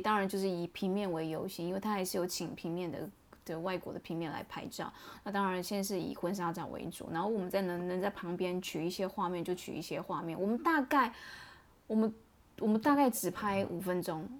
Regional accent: Taiwan; 我们台湾人过去拍，讲呈现的一种风格方式，会跟国外的那种团队不太一样

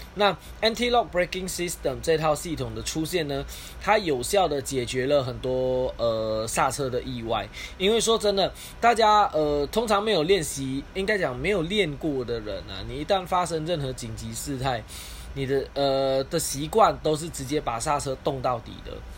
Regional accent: Malaysia; 我是来自马来西亚的

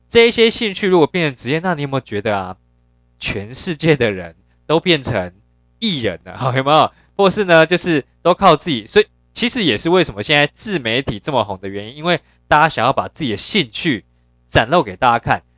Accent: Yilan County, Taiwan; 我本身是在宜兰长大，哦，就是很乡下，然后很传统

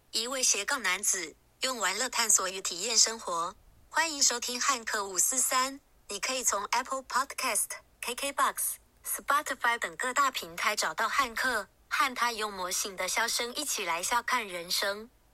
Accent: Taiwan; 我生在台湾

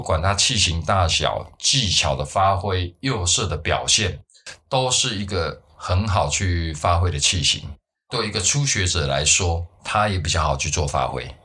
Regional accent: Taiwan; 我们台湾人的喝茶习惯其实是没有习惯用茶碗的

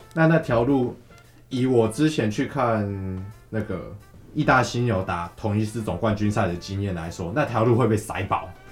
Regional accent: Kaohsiung, Taiwan; 身为高雄人，我是挺啊，我蛮挺的，我个人很希，很，很希望高雄是有支球队的

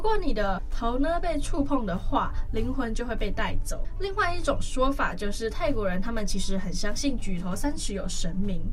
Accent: Taiwan; 像我们台湾人就是那么的chill

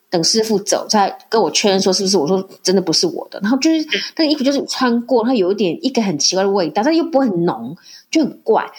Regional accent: Taiwan; moved away as an adult; now in Morocco; 我们在台湾

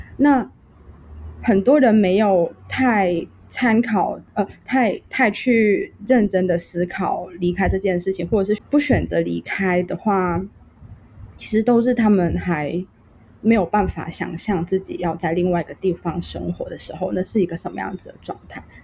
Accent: Hong Kong; moved away as an adult; now in Taiwan; 我们香港人这个群体反而在街头上对不认识的人也非常的愿意给出自己的帮忙

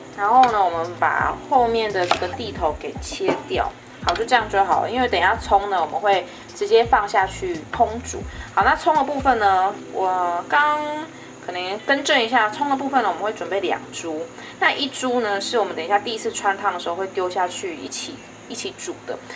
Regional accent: Kaohsiung, Taiwan; moved away as an adult; now in Taipei, Taiwan; 我是高雄人

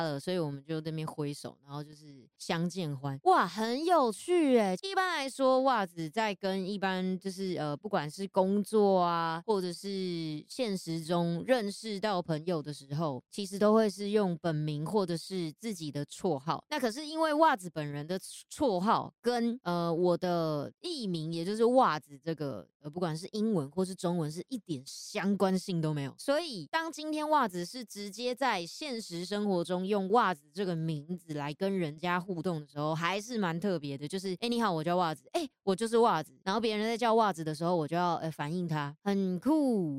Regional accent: Taiwan; 身为台湾人

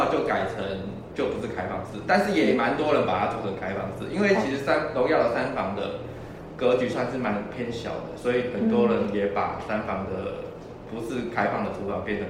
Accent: Tucheng, New Taipei, Taiwan; 对我对我爸妈家从土城搬搬到就是搬到北大特区，然后买了上北大，然后我也没有居住在上北大，我那时候其实是是在上海。

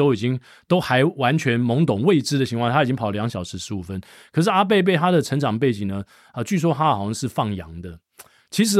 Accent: Hsinchu, Taiwan; 我小时候我在新竹长大

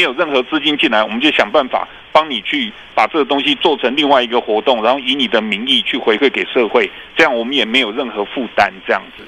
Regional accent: Taiwan; 以前我们台湾人对社服这个东西还是一个蛮，蛮粗浅的一些理解

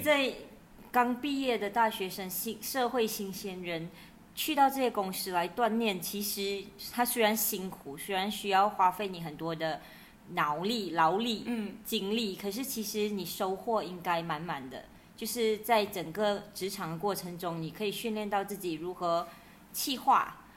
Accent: Muar, Johor, Malaysia; moved away; 我回到我的家乡，麻婆的时候

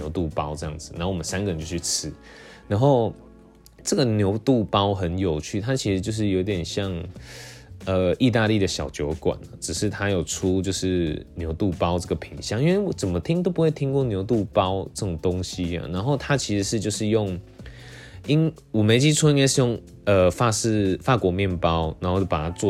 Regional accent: Taiwan; 我就这样讲，我就是台湾的嘛，就可能有一些刻板印象

